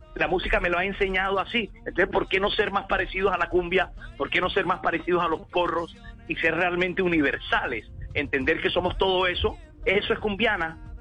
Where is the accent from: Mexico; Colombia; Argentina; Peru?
Colombia; como colombianos